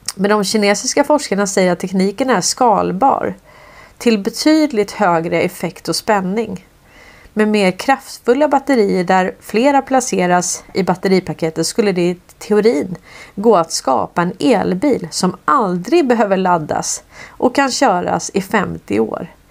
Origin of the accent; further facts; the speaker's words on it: Sweden; som svensk